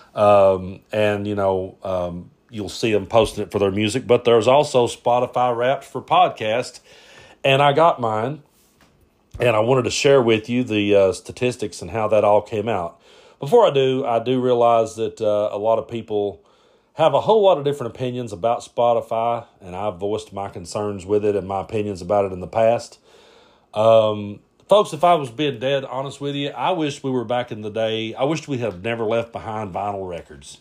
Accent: Kentucky, United States; I grew up in Kentucky

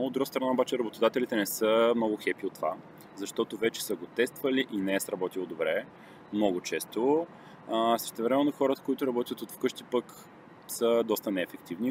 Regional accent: Silistra, Silistra Province, Bulgaria; в моя роден град Силистра

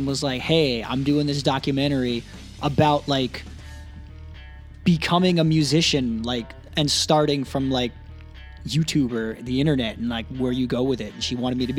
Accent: Jamaica; I made it because I'm Jamaican, but I look white.

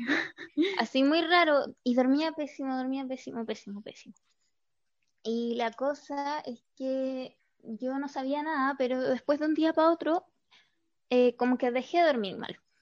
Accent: Pitrufquén, Araucanía, Chile; now in Santiago, Chile; yo en el verano me voy a Pitrufquén, a mi pueblo

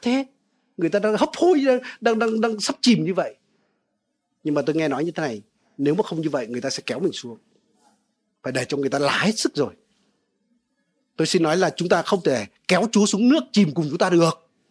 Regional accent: Vietnam; quê tôi ở cạnh sông đáy

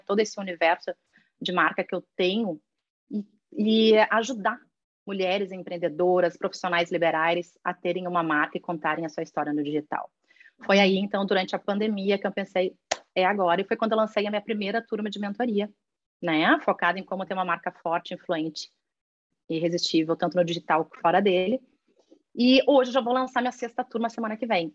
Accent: Rio Grande do Sul, Brazil; moved away as an adult; now in Australia; eu sou gaúcha nata

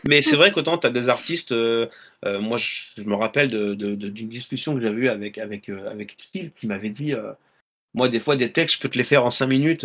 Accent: La Rochelle, Nouvelle-Aquitaine, France; je suis natif de La Rochelle

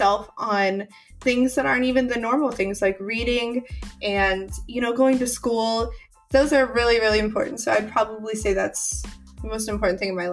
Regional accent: St. Louis, Missouri, United States; also born or lived in Springfield, Missouri; I am originally from the Midwest. I was born in Springfield, Missouri. I don't know if any of you know where that is. But then I moved to St. Louis, and I lived there for a long time.

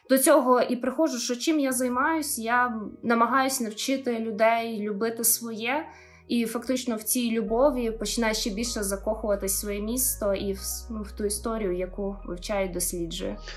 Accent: Boyarka, Kyiv Oblast, Ukraine; люди з мого рідного міста

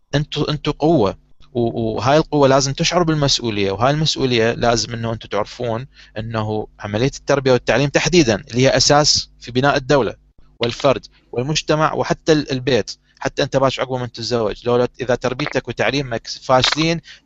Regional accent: Iraq; نظام التعليم عندنا بالعراق

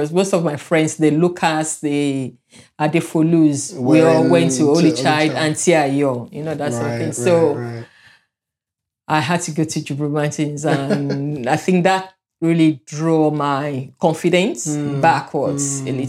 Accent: Lagos, Nigeria; also born or lived in Ijebu-Ode, Ogun State; And I was born in Lagos Island, and the area is called Kakawa. Our house is not far from the first house that they discovered water, the Daroches.

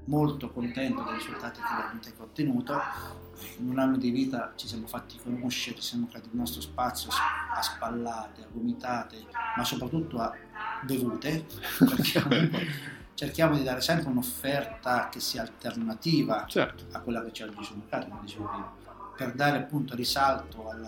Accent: Pergola, Marche, Italy; accent: Pergola; io sono di Pergola, ecco, originario. Sì. Ancora un accento fortemente pergoloide, così lo

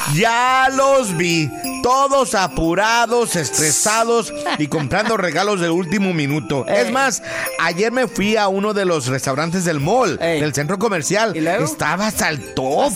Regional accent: Mexico; nosotros los mexicanos

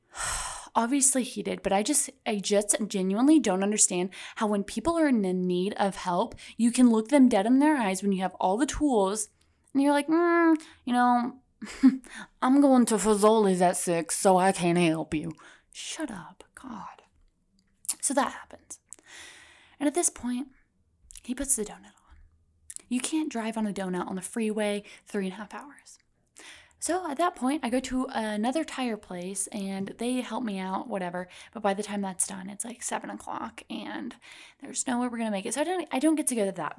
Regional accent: Midwest, United States; I'm from the Midwest

